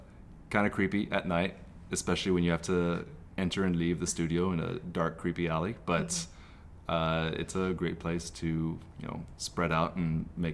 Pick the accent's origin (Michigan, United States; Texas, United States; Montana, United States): Texas, United States; moved away as an adult; also born or lived in Colorado; now in Los Angeles, United States; Born in Colorado. I grew up in Texas.